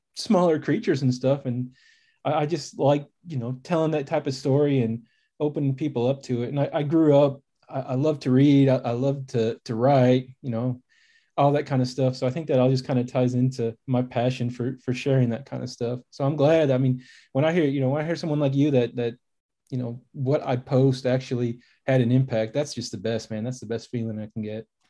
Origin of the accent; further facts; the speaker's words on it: Chicago, Illinois, United States; now in Texas, United States; I grew up in Chicago, in the suburbs of Chicago, about an hour north, kinda closer to the Wisconsin border